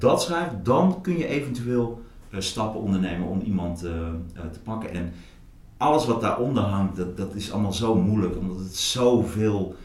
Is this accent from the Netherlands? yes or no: yes; Hattem, Gelderland, Netherlands; also born or lived in Zwolle; now in Amsterdam, Netherlands; Ik ben geboren in Zwolle. Ik ben opgegroeid in Hattem, dat ligt ernaast. Eh, ik ben op een gegeven moment naar Amsterdam eh, verhuisd.